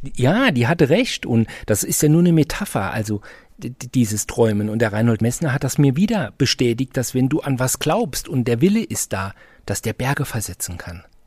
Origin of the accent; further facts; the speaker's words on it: Saarbrücken, Saarland, Germany; ich komme aus Saarbrücken